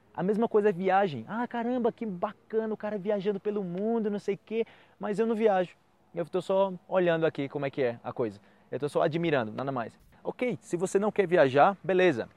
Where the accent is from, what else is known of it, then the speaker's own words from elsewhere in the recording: Brazil; Eu venho do Brasil